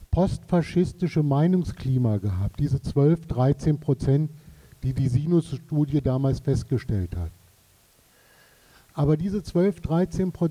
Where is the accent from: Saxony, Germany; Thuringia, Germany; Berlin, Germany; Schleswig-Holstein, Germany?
Saxony, Germany; Also ich komme aus Sachsen.